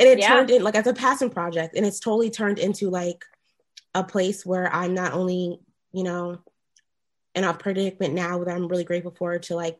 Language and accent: English; Baltimore, Maryland, United States; moved away as an adult; now in New York, United States; I'm originally from Baltimore, Maryland